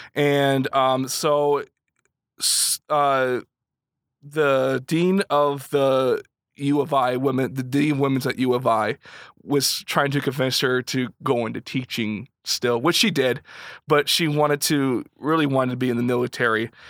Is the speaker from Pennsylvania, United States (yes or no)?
no; Kankakee, Illinois, United States; born and raised in Kankakee. Um, grew up in the Kankakee area. I'm originally from Limestone